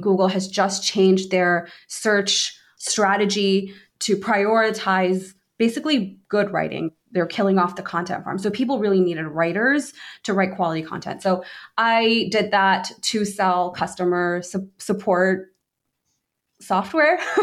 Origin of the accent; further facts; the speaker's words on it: Washington, District of Columbia, United States; I grew up in the D C area.